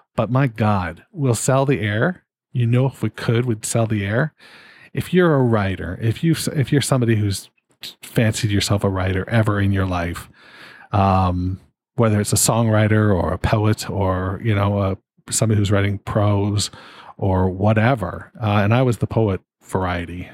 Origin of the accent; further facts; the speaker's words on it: Canada; being a Canadian